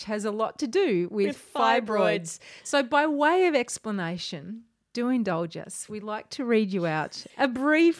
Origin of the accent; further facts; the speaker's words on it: Australia; now in Berlin, Germany; we're two Australian Wahlberlinerinnen